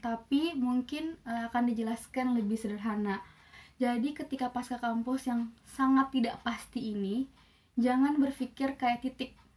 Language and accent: Indonesian; Kendari, Southeast Sulawesi, Indonesia; moved away; also born or lived in Yogyakarta; aku dari Sulawesi dari Kendari